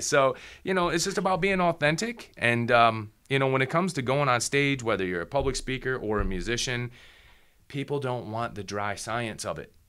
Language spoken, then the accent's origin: English; Midwest, United States; I grew up in the Midwest